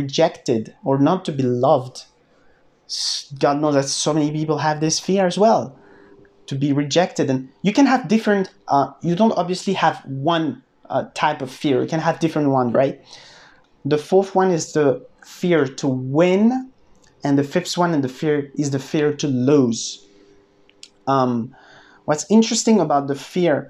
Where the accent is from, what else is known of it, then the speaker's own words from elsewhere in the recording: France; I'm from France